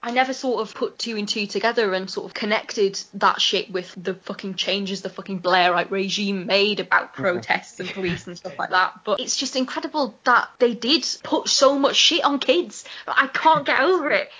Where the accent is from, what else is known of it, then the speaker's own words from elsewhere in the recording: Newcastle upon Tyne, North East England, United Kingdom; growing up in Newcastle